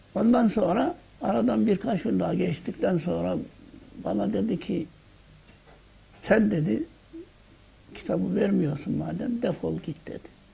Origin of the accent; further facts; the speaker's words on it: Fethiye, Muğla, Turkey; Bendeniz Fethiye'nin Doğanla yani Muğla vilayeti Fethiye'nin Doğanlar köyünde doğdum.